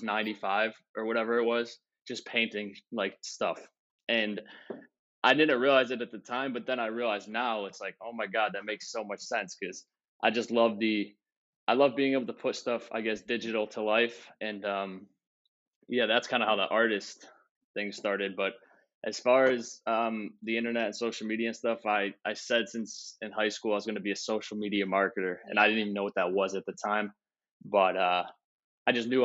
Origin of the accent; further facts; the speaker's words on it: Southington, Connecticut, United States; I am from Connecticut, Southington, Connecticut.